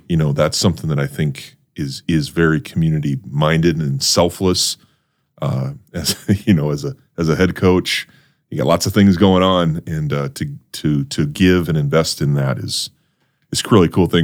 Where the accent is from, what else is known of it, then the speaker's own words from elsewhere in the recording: North Dakota, United States; moved away; growing up in North Dakota